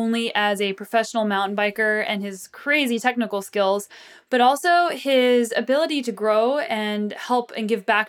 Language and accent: English; Southwest, United States; I'm from the Southwest